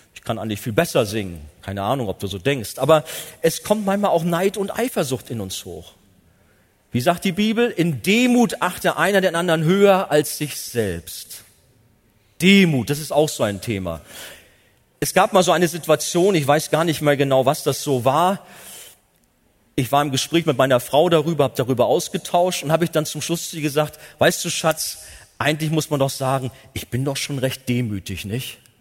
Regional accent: Germany; als Deutsche

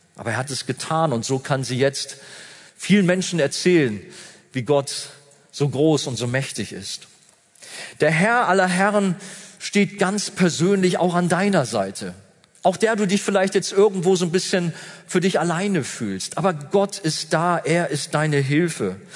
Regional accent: Germany; Wir haben ja als Deutsche

